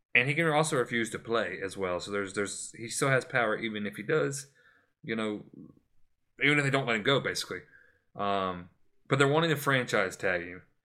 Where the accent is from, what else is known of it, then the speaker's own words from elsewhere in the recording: Florida, United States; my home state, Florida